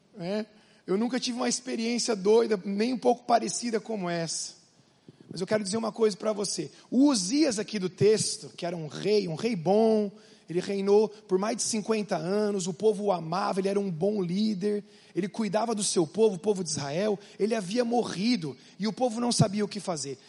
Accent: Curitiba, Paraná, Brazil; Eu sou de Curitiba

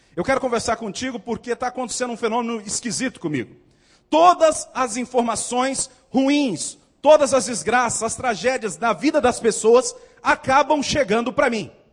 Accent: Northeast Region, Brazil; moved away as an adult; also born or lived in South Region, Brazil; Até que saí do Nordeste, fui para o Sul.

